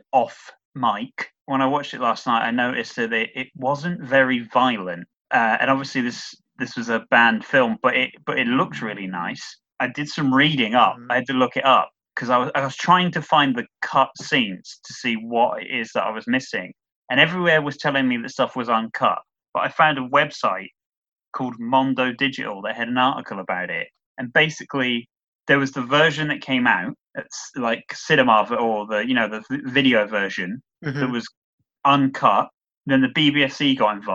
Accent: United Kingdom; We are British

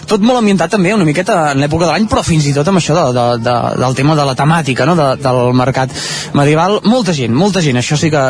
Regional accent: La Roca del Vallès, Catalonia, Spain; No, nosaltres no, som de la Roca. De, de la Roca.

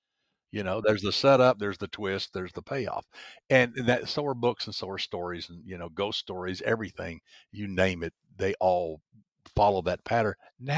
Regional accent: the South, United States; You know, I grew up in the South, and you understand this is more than most people, that you have to be able to tell a story in the South and nobody trusts you.

